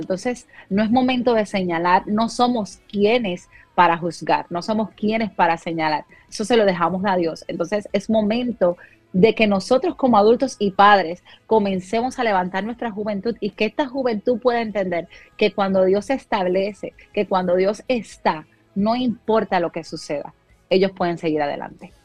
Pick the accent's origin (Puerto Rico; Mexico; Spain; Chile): Puerto Rico; moved away as an adult; now in Dallas, United States; salí de Puerto Rico luego del huracán María